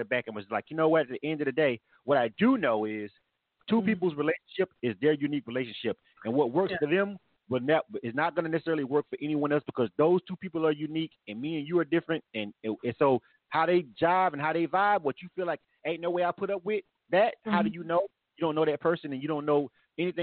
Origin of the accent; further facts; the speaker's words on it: Florida, United States; I'm born and raised in Florida.